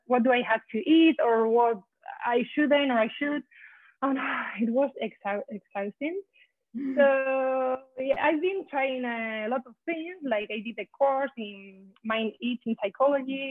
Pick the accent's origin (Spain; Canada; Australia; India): Spain; now in Boston, United States; I'm from Spain, but now I live in Boston.